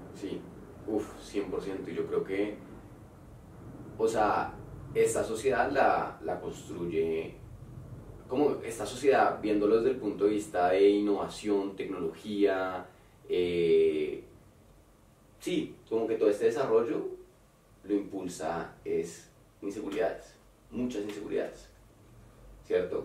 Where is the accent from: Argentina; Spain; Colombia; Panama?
Colombia; moved away; also born or lived in Mexico